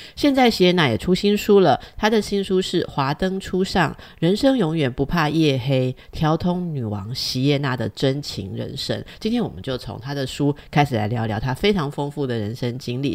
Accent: Taipei, Taiwan; 我也是这个老台北长大的

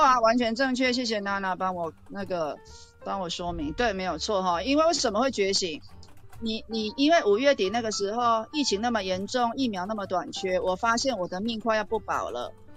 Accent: Taichung, Taiwan; 教训你欺负我们台中人

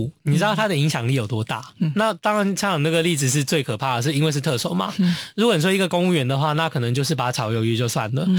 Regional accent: Hong Kong; 我觉得我们香港之后说，哦，对，伟大的祖国，对我们香港人已经就是呃呃呃 desperate 到一个点

